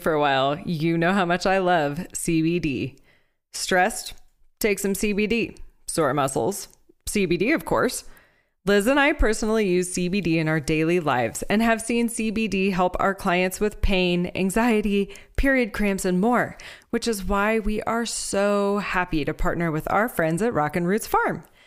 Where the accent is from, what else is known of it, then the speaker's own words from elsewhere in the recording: Texas, United States; moved away; I'm from Texas